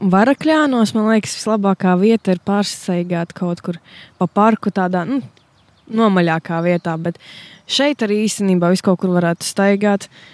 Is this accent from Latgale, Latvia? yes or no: yes; Latgale, Latvia; Es arī uzskatu to, ka es esmu latgalieti